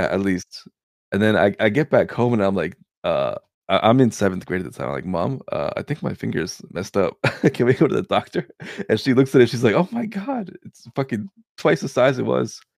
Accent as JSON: {"language": "English", "country": "Canada", "tie": "born or raised there", "also_born_or_lived": "Serbia", "said": "I was born in Serbia. And then I moved over to Canada when I was two years old. So, yeah, I did grow up in Canada"}